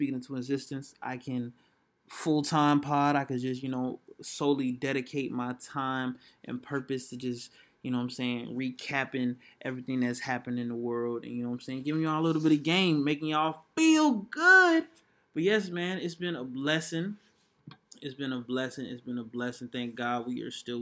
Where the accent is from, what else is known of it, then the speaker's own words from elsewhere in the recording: Atlanta, Georgia, United States; I'm from Atlanta